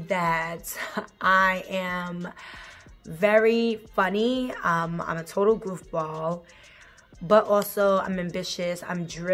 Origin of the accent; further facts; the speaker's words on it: New York City, New York, United States; now in Washington, D.C., United States; I was born and raised in New York, Queens, New York, 11422, where you at? But I currently live in the DC area.